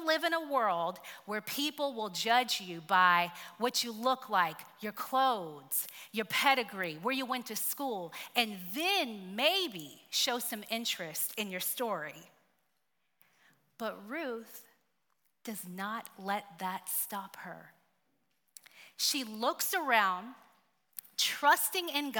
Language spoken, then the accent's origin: English; Tuskegee, Alabama, United States; moved away; I am from Tuskegee, Alabama.